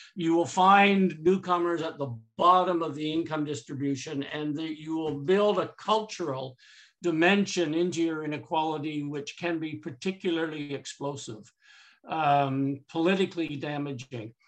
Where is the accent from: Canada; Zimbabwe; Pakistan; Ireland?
Canada; I'm too Canadian